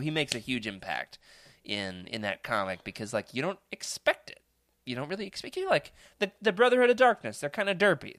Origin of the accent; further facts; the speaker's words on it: Arkansas, United States; my hometown in Arkansas